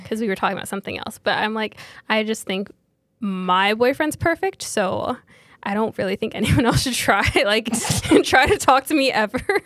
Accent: New York, United States; we're from New York.

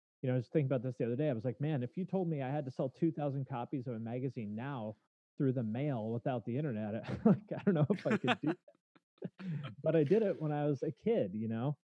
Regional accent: Snohomish, Washington, United States; also born or lived in Bellingham, Washington; I grew up in Snohomish, Washington, which is a suburb maybe about 20 miles north of Seattle.

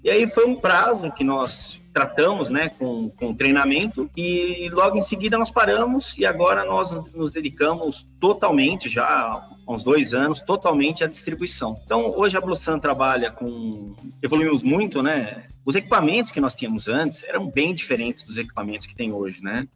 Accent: São Paulo, Brazil; sou, sou nascido na cidade de São Paulo, capital, né? Cresci no Ipiranga

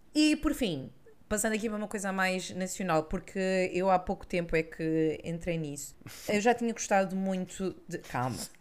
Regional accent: Lisbon, Portugal; accent: Lisbon; o nosso sotaque é muito lisboeta, com muito X em todo lado

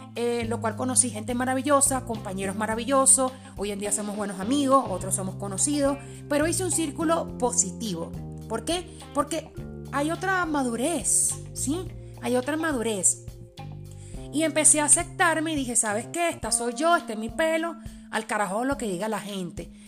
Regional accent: Venezuela; Spanish is a second language; also born or lived in Port-au-Prince, Haiti; como decimos en Venezuela

